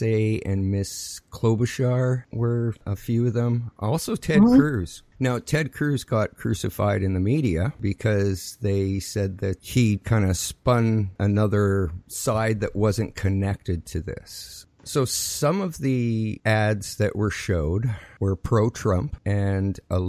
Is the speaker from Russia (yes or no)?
no; Canada; as a Canadian